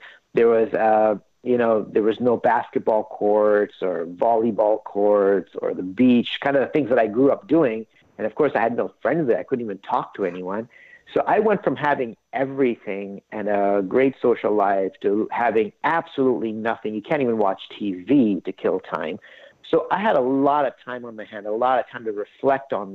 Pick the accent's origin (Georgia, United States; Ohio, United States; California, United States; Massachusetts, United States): California, United States; Southern; also born or lived in India; I grew up in Southern California. My parents migrated from India to LA in 1980. I was only seven